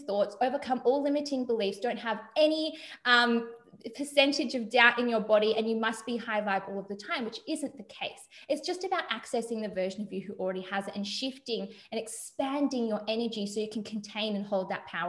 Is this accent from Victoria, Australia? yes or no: yes; Melbourne, Victoria, Australia; I'm from Melbourne, Australia